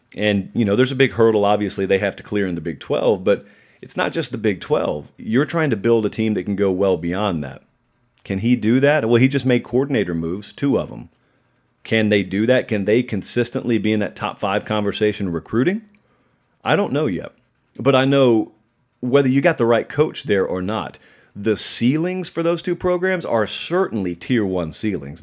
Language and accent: English; Georgia, United States; I grew up in Georgia